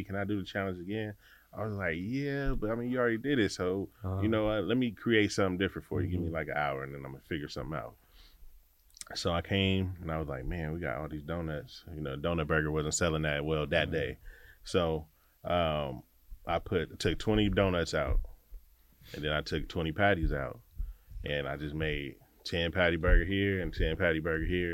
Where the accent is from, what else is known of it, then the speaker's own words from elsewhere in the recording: Gardena, California, United States; I am from the city of Gardena, born in Gardena, raised